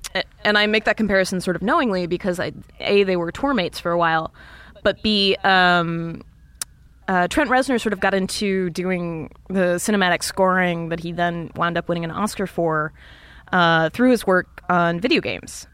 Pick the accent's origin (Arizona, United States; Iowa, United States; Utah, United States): Iowa, United States; being from Iowa